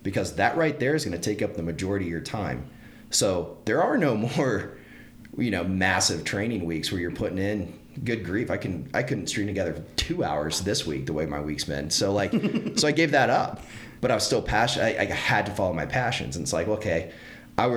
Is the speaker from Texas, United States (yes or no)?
yes; Northeast Texas, United States; as a kid growing up in Northeast Texas